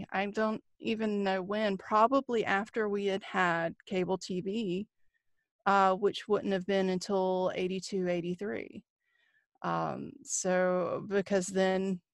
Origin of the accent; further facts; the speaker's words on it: North Carolina, United States; Growing up in North Carolina